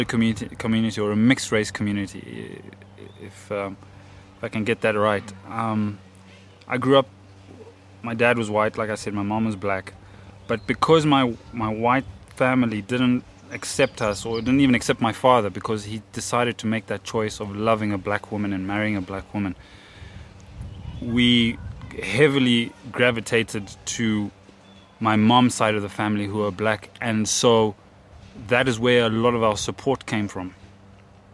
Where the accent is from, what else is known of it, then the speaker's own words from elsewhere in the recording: Kadoma, Mashonaland West, Zimbabwe; born and bred in Zimbabwe in a small town called Kadoma